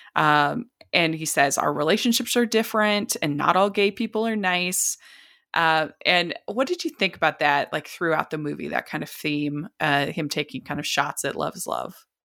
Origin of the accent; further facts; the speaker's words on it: Utah, United States; I'm from Utah